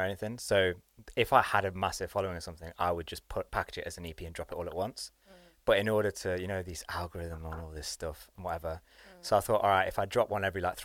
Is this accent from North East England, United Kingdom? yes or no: no; Burton upon Trent, West Midlands, United Kingdom; now in London, United Kingdom; I'm based in London, but I rep from my hometown, which is Burton-on-Trent